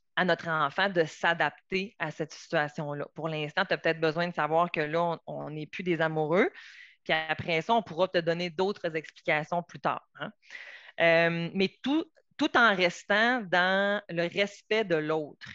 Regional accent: Quebec, Canada; moved away as an adult; also born or lived in Montreal; moi, je viens du Saguenay, Lac-Saint-Jean.

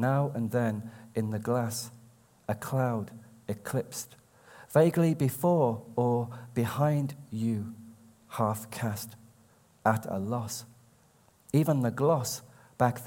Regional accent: Birmingham, West Midlands, United Kingdom; now in Shipley, United Kingdom; I was born in Birmingham

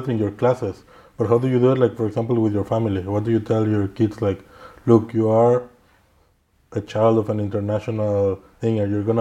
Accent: Mexico; now in Switzerland; I'm from Mexico. I live in Switzerland.

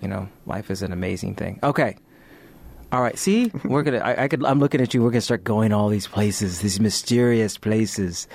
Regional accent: United States; we're speaking as Americans

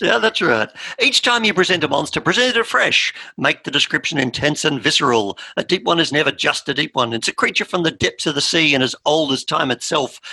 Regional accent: Australia; we're Australian.

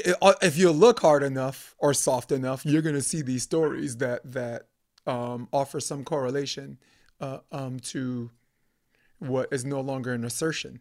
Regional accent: New York City, New York, United States; now in California, United States; growing up in New York, Brooklyn, Flatbush Avenue

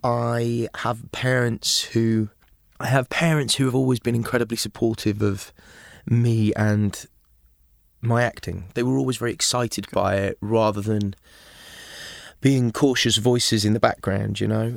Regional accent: Aberystwyth, Wales, United Kingdom; also born or lived in England / Liverpool; in Aberystwyth, my hometown

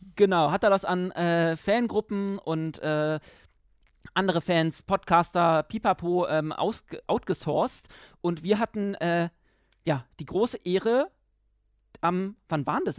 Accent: Germany; also born or lived in Berlin; als Deutscher

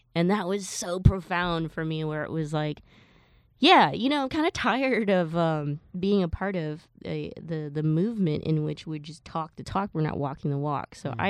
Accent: Alabama, United States; 9 black people had just been shot up by a racist from my hometown in Alabama.

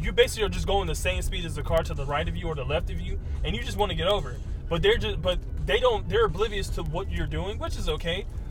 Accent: Riverside, California, United States; I'm from Riverside.

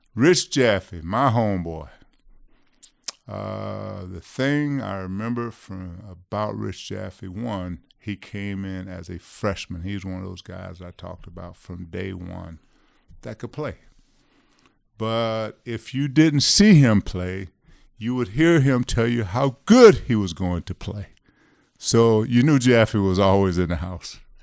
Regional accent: Florida, United States; moved away as an adult; also born or lived in Camden, New Jersey / Kentucky; the University of Florida was fifty-five miles from my hometown

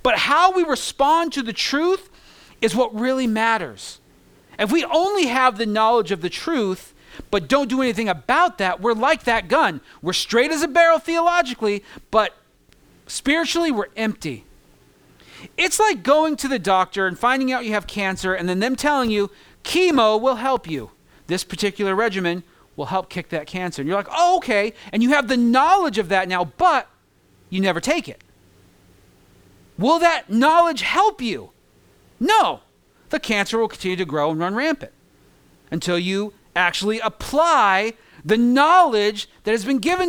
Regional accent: California, United States; moved away as an adult; now in New York, United States; I grew up in California where it was 70 with a breeze for 320 some odd days throughout the whole year.

